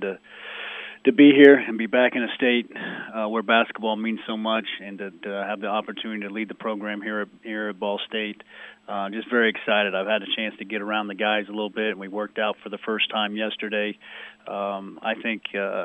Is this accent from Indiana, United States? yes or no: yes; Jasper, Indiana, United States; also born or lived in Los Angeles, California; now in Muncie, United States; I'm from Jasper, Indiana